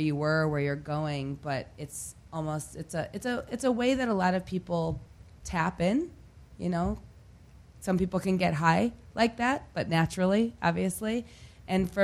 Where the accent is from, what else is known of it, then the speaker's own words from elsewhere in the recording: Detroit, Michigan, United States; moved away; I grew up outside of Detroit, and I'm a proud Detroiter